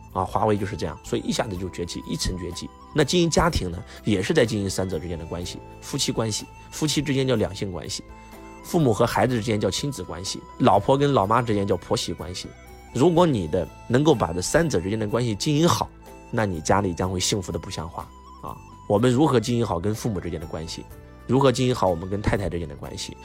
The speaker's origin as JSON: {"language": "Chinese", "country": "China", "said": "我们中国人"}